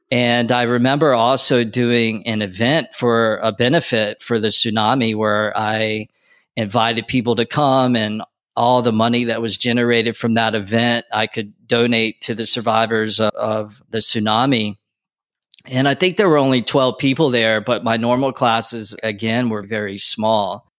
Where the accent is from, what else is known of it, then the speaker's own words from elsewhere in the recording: North Carolina, United States; moved away as an adult; also born or lived in Wilmington, North Carolina; now in Los Angeles, United States; Growing up in North Carolina, eventually I went to school